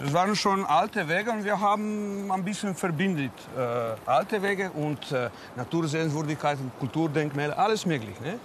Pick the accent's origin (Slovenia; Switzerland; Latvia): Slovenia; Trenta; German is a second language; Bei uns in Trenta